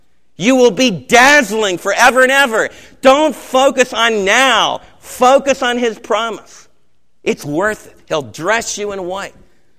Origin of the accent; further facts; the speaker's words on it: United States; as American believers